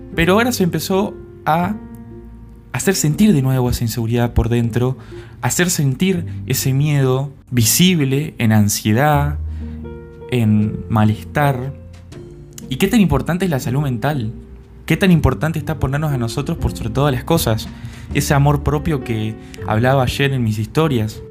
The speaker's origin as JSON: {"language": "Spanish", "region": "Entre Ríos", "country": "Argentina", "said": "bicha le decimos en Argentina o en Entre Ríos, de donde soy yo"}